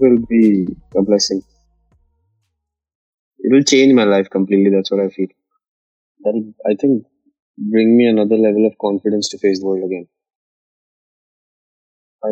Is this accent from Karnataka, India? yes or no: no; Mumbai, Maharashtra, India; I was born in 1992 in Bombay, in Borivali